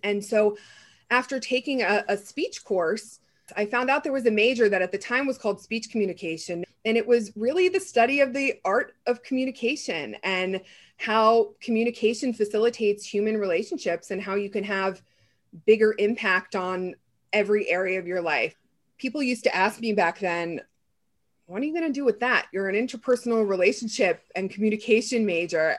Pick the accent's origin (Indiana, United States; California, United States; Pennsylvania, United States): Pennsylvania, United States; a small town outside of Pittsburgh; moved away; also born or lived in New York / Los Angeles; I grew up in a small town outside of Pittsburgh